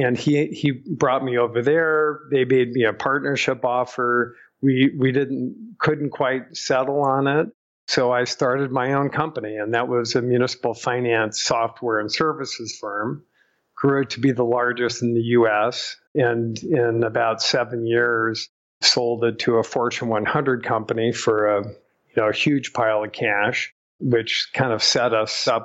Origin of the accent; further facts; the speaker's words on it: Southern California, United States; also born or lived in Rhode Island; I was born in Rhode Island, but pretty much raised in California, in Southern California.